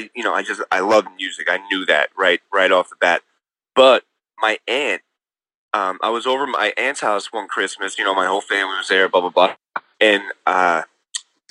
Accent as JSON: {"language": "English", "town": "Rockville Centre", "region": "New York", "country": "United States", "tie": "born or raised there", "said": "it's all Long Island. But yeah, I grew up in Rockville Center"}